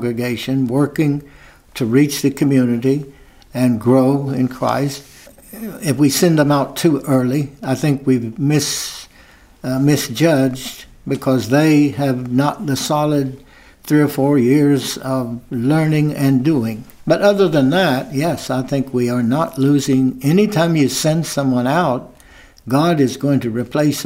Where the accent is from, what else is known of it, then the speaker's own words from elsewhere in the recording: West Virginia, United States; moved away as an adult; I'm from West Virginia